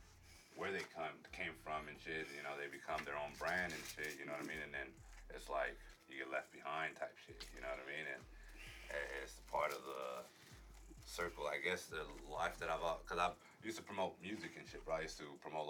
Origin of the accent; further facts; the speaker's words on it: Phoenix, Arizona, United States; growing up in South Phoenix, everybody knows everybody.